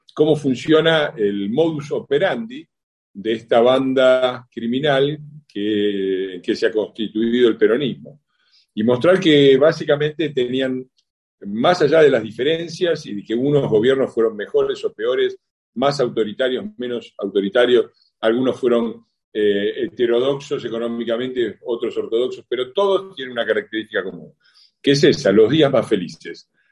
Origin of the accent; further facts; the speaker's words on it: Argentina; somos buenos los argentinos